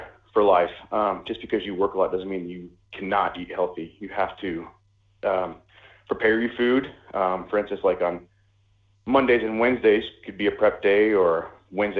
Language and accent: English; United States; moved away as an adult; also born or lived in Denmark; I was born and raised in the United States